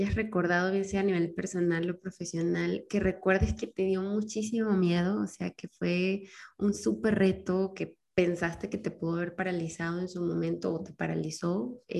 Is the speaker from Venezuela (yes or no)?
yes; Venezuela; now in Mexico; O sea, yo me vine de Venezuela a México hace cuatro años y me acuerdo que cuando me subí al avión me pasó de todo, me mareé, casi vomito